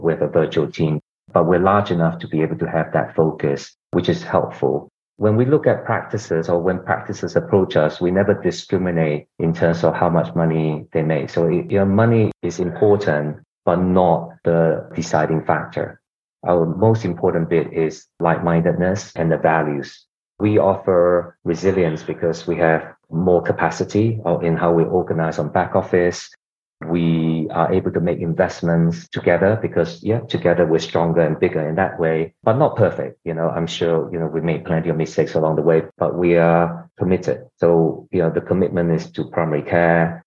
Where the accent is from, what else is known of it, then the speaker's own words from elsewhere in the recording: Australia; also born or lived in Singapore / Hong Kong / South Korea / United States; now in London, United Kingdom; I'm originally from Singapore, grew up in Australia